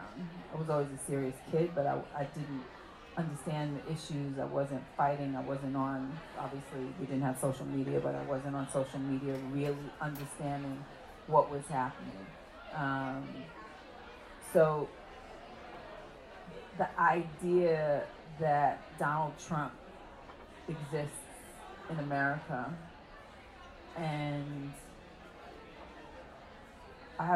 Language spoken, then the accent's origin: English; New York City, New York, United States; I was born in Bed-Stuy.